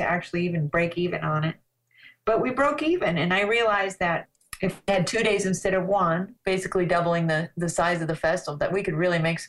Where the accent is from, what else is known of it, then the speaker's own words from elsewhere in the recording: Colorado, United States; also born or lived in Los Angeles / Weed, California; now in Ashland, Oregon, United States; I grew up in Colorado, and I was kind of a mountain girl, and I had a horse when I was a kid